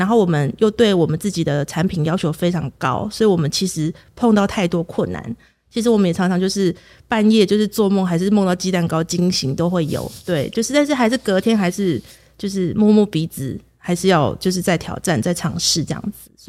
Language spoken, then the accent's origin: Chinese; Kaohsiung, Taiwan; now in Chiayi, Taiwan; 其实我不是嘉义人。哦，我是高雄人，